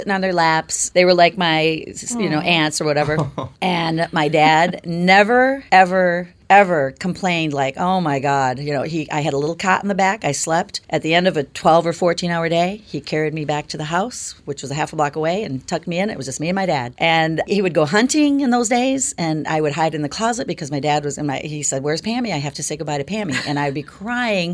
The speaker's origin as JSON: {"language": "English", "region": "Midwest", "country": "United States", "tie": "born or raised there", "also_born_or_lived": "Michigan", "moved": "as an adult", "lives_now": "Santa Monica, United States", "said": "I was, yeah, from the Midwest"}